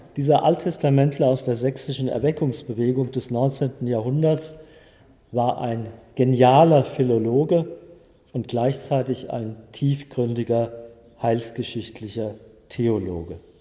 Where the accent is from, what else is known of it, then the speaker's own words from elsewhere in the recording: Friedberg, Hesse, Germany; also born or lived in Frankfurt; Ich wurde 1950 in Friedberg in Oberhessen geboren